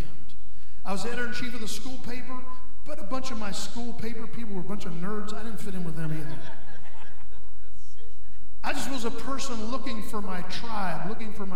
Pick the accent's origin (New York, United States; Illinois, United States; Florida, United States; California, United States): Florida, United States; Ocala; I'm from Ocala